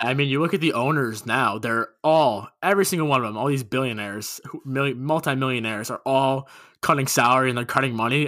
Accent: Long Island, New York, United States; I'm from Long Island, grew up fifteen minutes from Nassau Coliseum

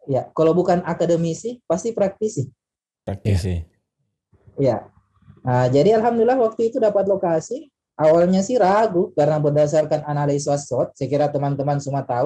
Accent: Kolaka, Southeast Sulawesi, Indonesia; dipanggil pulang ke kampung, ya Kolaka, ya, kampung saya Kolaka.

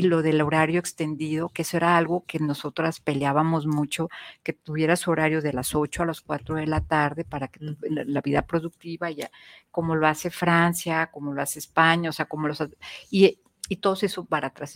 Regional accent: Mexico; como mexicanas

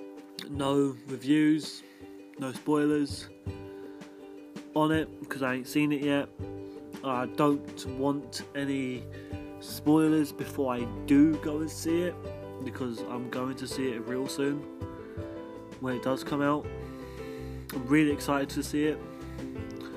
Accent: London, United Kingdom; I'm from England. I'm English. I'm from London. I'm a Londoner. If you didn't know that already by my accent.

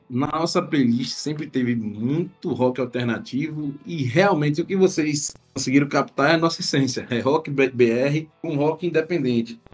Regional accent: Northeast Region, Brazil; como nordestinos

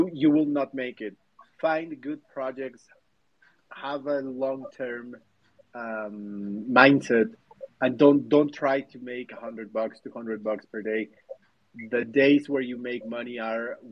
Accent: Mexico; I'm from Mexico

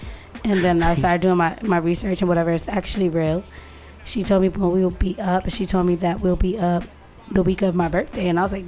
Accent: Connecticut, United States; we're from Connecticut.

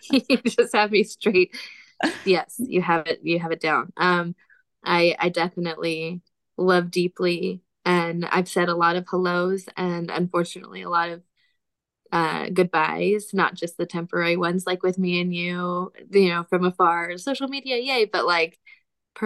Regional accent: Utah, United States; moved away as an adult; also born or lived in Alabama / Mississippi; now in Tennessee, United States; I am from Utah. My husband and I are both from Utah. We're born and raised there

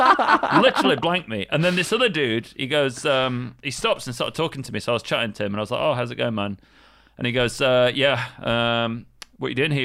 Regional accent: Sheffield, Yorkshire and the Humber, United Kingdom; moved away as an adult; now in Japan; I'm from Sheffield

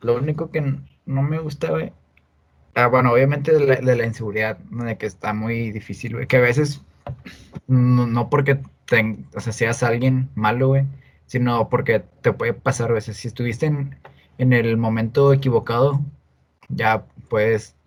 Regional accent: Monterrey, Nuevo León, Mexico; también ser regio, güey, como que esté de Monterrey, se sabe la madre, soy de Monterrey

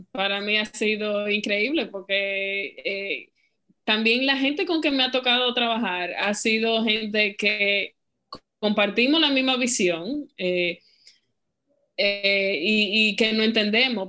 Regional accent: Dominican Republic

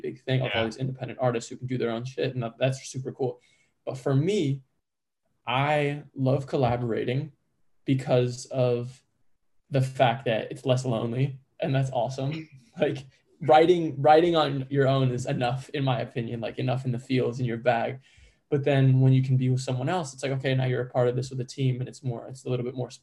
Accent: Chicago, Illinois, United States; I'm born and raised in Chicago

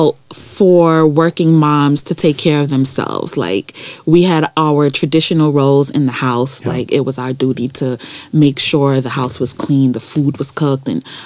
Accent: New York City, New York, United States; also born or lived in London; I grew up in Brooklyn

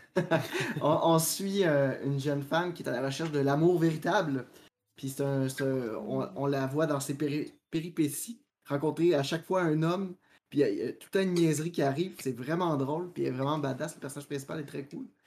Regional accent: Quebec, Canada

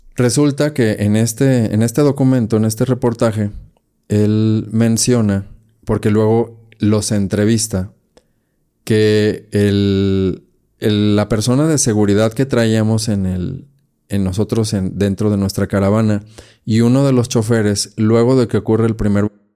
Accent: Guadalajara, Jalisco, Mexico; mi tierra, aquí Guadalajara

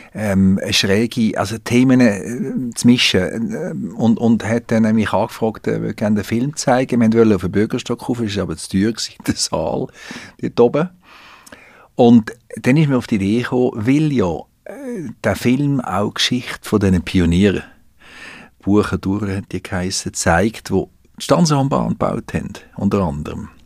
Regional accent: Switzerland; Wir sind kleinräumig in der Schweiz

